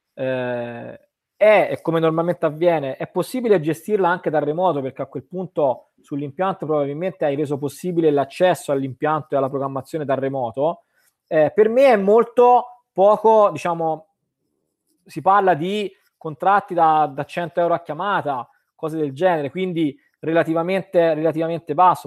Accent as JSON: {"language": "Italian", "region": "Tuscany", "country": "Italy", "said": "io vengo dalla Toscana dove ancora siamo un po' no, eh, molto artigiani"}